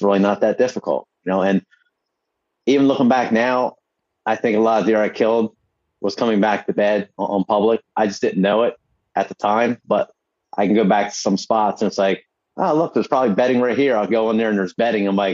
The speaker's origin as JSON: {"language": "English", "region": "New Jersey", "country": "United States", "tie": "born or raised there", "said": "my home state"}